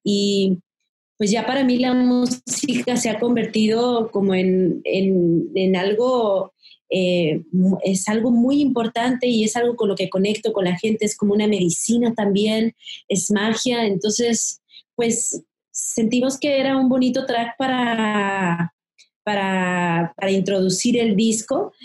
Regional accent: Mexico; tenemos como mexicanos y, y, de la cotidianidad también del, del ser mexicano

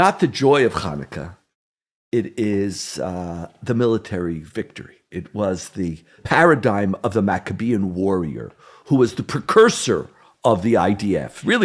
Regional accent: Montreal, Quebec, Canada; now in Israel; Growing up in Canada, in Montreal, we weren't poor, but we didn't have a lot

